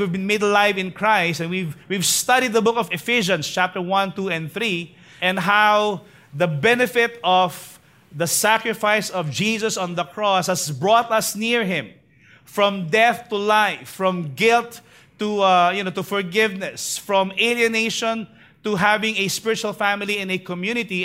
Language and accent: English; Manila, Metro Manila, Philippines; I was born actually in Tondo, uh, in a place called Clinica Arellano